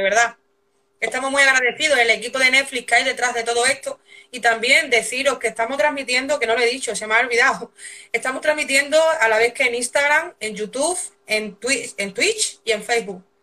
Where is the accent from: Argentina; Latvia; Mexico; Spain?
Spain; Extremadura; yo soy de Extremadura